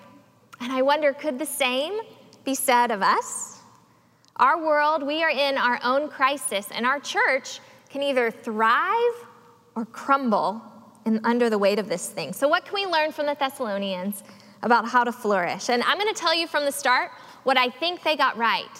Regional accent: the South, United States; As a young girl growing up in the South

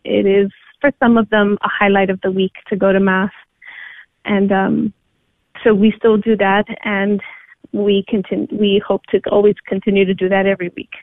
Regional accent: New York, United States; moved away as an adult; I'm originally from New York, I was born and raised by Puerto Rican parents, and I grew up in the city

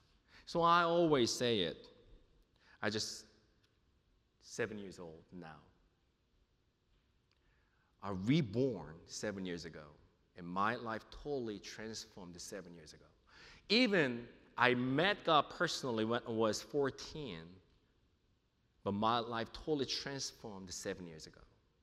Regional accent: New York City, New York, United States; also born or lived in South Korea; now in Junction City, United States; I'm from New York City. I was born in South Korea and moved to New York City and lived there for a while

